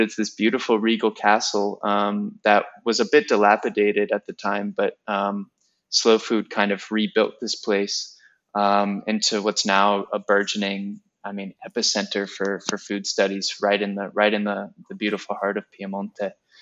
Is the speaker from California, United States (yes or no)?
yes; Pleasanton, California, United States; moved away as an adult; also born or lived in Virginia; now in Italy; I grew up in the East Bay in a small town called Pleasanton